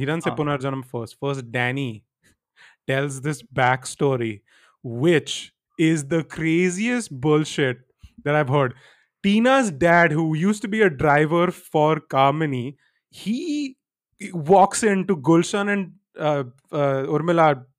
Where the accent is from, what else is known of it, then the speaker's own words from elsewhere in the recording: India; we shouldn't do live-in because I'm an Indian girl and all this stuff.